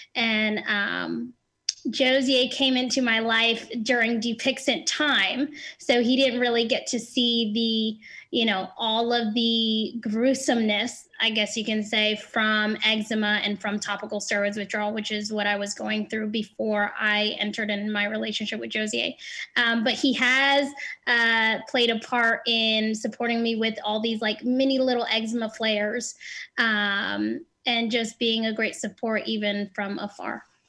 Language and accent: English; New Jersey, United States; I'm 29 from New Jersey.